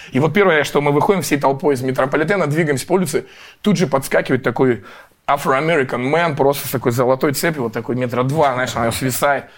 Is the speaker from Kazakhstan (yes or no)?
no; Russia; мы из России